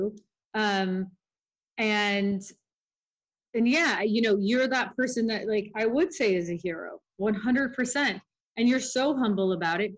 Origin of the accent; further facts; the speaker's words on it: Los Angeles, California, United States; I grew up in Hollywood